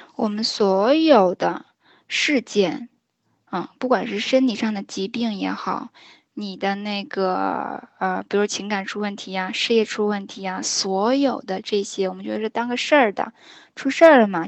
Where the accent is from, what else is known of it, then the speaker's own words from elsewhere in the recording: China; 我们中国人